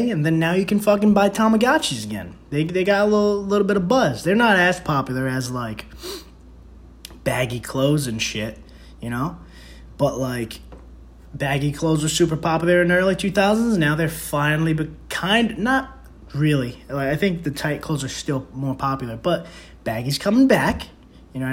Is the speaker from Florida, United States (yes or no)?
no; New York City, New York, United States; I'm from the Bronx, and that's how we